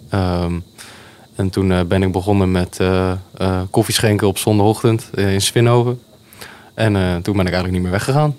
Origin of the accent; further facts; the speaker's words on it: Zwijndrecht, South Holland, Netherlands; ik ben ehm, geboren en getogen in Zwijndrecht